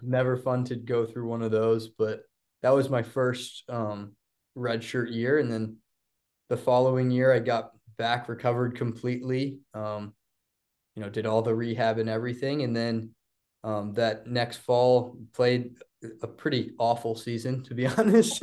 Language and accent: English; Blacksburg, Virginia, United States; growing up in Blacksburg, it's a little different